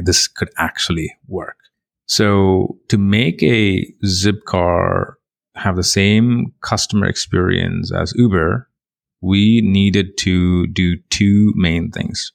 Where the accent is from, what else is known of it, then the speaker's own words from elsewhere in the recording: India; moved away as an adult; also born or lived in England; I come from India, you know, very, very lower middle class family, very tough environment. Did my bachelor's in computer engineering there